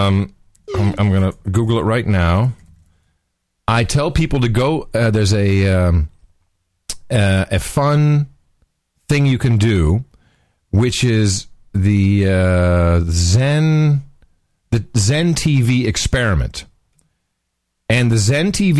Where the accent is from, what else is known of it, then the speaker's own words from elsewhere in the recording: Netherlands; moved away; growing up in Gitmo Nation Lowlands, we had two channels when I was a kid